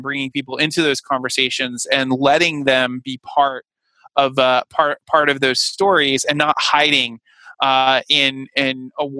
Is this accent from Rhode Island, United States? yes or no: yes; Rhode Island, United States; I certainly had, you know, a number of jokes made about, you know, the fact that I was coming from Rhode Island and, you know, I was lucky enough to not have the Peter Griffin accent that, some of my colleagues from Rhode Island, had